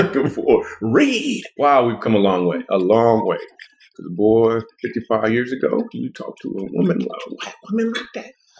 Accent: Grand Rapids, Michigan, United States; now in Texas, United States; my hometown of Grand Rapids

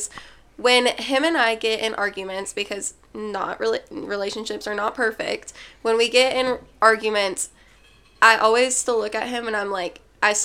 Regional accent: Little Rock, Arkansas, United States; I am from Little Rock, Arkansas

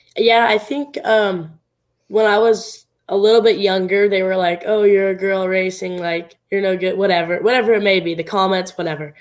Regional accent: Southern Oregon, United States; it was at my hometown track. It was, uh, it was at actually out of the Southern Oregon Speedway.

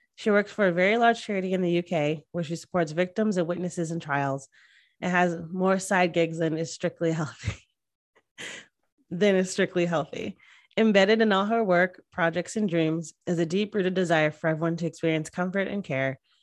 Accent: Northeast, United States; now in Austin, United States; I grew up in the Northeast, so right by New York

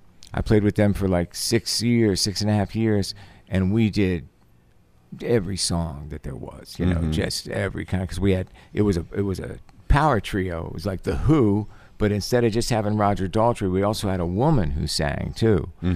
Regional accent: Pennsylvania, United States; now in New York City, United States; I'm a New York City guy, for sure. But, you know, I grew up in Pennsylvania, and I knew that I needed to come to New York.

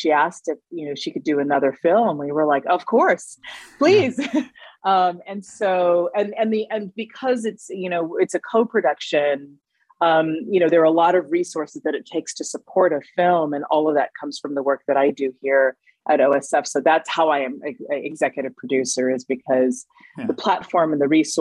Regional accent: the Bay Area, California, United States; now in Ashland, United States; I grew up in the Bay Area, which is just, you know, a few hours down the road.

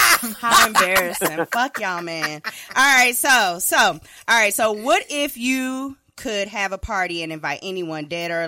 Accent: Minnesota, United States; I'm from Minnesota, so I got to party with him down to the damn Paisley Park.

